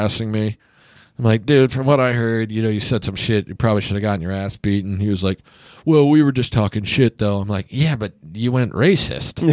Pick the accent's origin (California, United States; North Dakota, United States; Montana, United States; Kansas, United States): Kansas, United States; I'm from Kansas